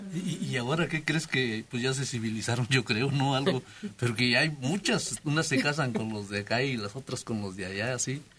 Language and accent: Spanish; Mexico; yo soy de Salitriz y hay un pueblito que se llama El Charquito